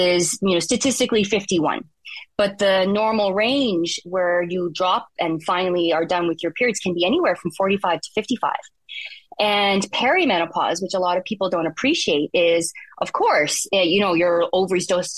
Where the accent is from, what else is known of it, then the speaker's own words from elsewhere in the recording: Bashaw, Alberta, Canada; also born or lived in Ponoka, Alberta; I'm a farm kid from Central Alberta